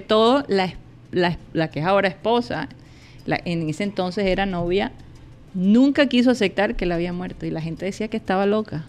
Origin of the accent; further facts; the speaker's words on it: Colombia; yo soy colombiana